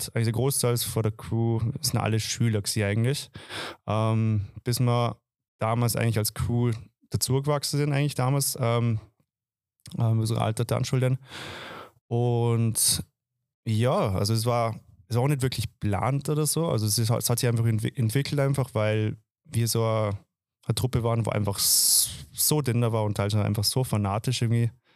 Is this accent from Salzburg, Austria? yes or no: no; Dornbirn, Vorarlberg, Austria; moved away as an adult; also born or lived in Vienna; now in Semmering, Austria; ich komme eigentlich aus dem Ländle, ich komme eigentlich aus Dorabera, wohne seit sechs